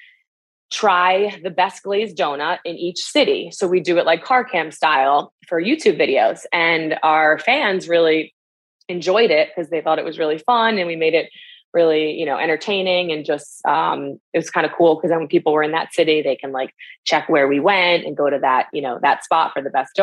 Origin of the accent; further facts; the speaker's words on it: Northeast, United States; We're both from the Northeast.